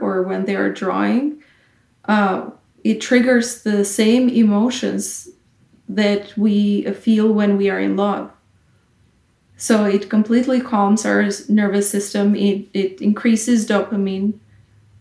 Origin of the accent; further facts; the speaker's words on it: Kosovo; I come from a small country, Kosovo